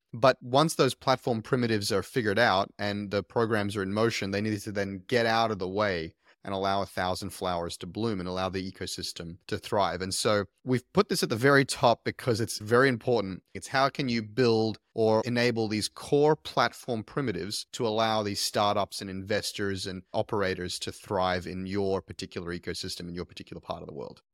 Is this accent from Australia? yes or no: yes; Queensland, Australia; also born or lived in Silicon Valley; Queensland, my home state